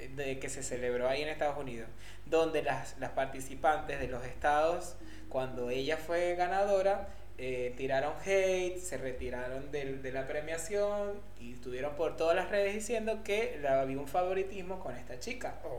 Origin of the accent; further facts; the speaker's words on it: Venezuela; now in Argentina; Nosotros en Venezuela decimos cachos.